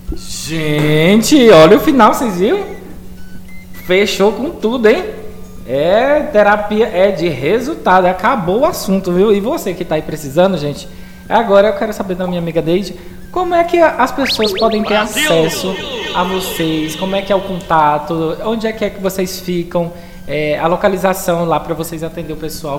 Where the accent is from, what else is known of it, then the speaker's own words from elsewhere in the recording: Brazil; a gente é brasileiro